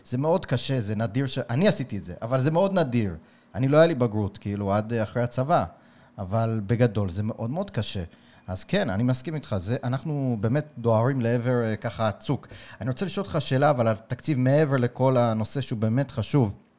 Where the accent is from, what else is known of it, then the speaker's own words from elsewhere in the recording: New York, United States; now in Israel; אני גדלתי בקהילה חרדית בניו יורק